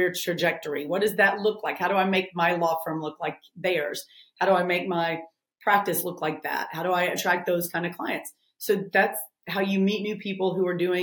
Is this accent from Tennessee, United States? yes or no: yes; Memphis, Tennessee, United States; also born or lived in Nashville, Tennessee / New York; I'm from Memphis. I've lived in Memphis a lot of my life, and I've lived in Nashville a lot of my life. So, I can't get rid of the accent